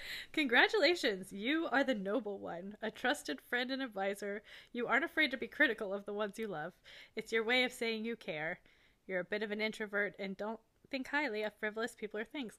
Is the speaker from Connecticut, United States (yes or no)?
no; Florida, United States; we're from Florida.